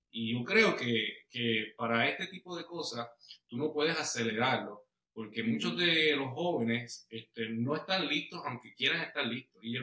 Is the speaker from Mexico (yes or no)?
no; Bayamón, Puerto Rico; moved away as an adult; now in Georgia, United States; eh, somos boricuas, somos puertorriqueños, este, mi esposa nació en Alemania, yo nací en Bayamón, pero ella se crió en Puerto Rico y después de que nos casamos en el 2006, hace